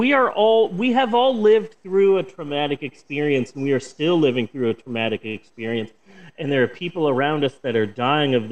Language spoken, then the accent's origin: English; Oklahoma, Midwest, United States; as a Midwesterner, as someone who lives in Oklahoma